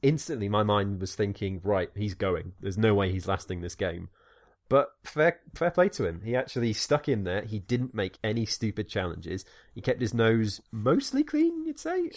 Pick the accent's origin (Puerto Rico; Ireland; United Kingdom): United Kingdom; Wales; moved away; I'm Welsh